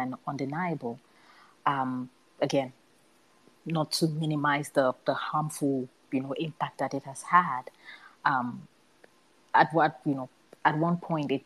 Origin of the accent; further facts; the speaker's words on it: Cameroon; growing up in Cameroon